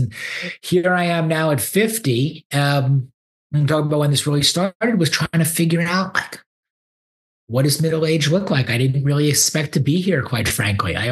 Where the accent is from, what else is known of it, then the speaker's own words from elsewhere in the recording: Great Neck, New York, United States; moved away as an adult; also born or lived in Ann Arbor, Michigan; now in Houston, United States; I grew up in Great Neck, North Shore